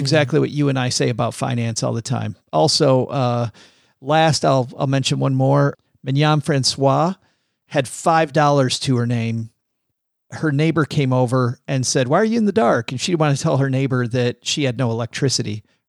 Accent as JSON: {"language": "English", "town": "Detroit", "region": "Michigan", "country": "United States", "said": "I'm from Detroit"}